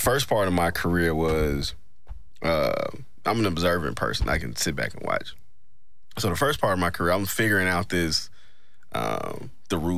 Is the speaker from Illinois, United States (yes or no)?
no; Greenville, Mississippi, United States; moved away; I'm from Greenville, Mississippi.